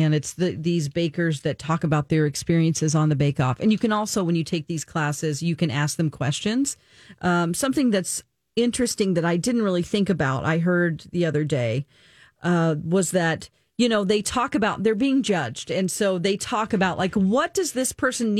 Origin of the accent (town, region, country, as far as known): United States